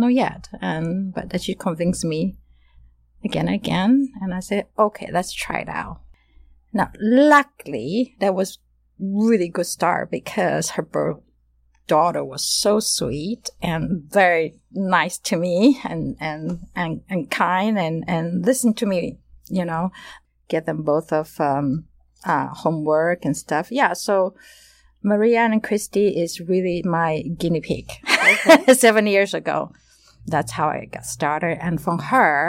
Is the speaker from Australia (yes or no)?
no; Taiwan; moved away as an adult; now in United States; originally I'm from Taiwan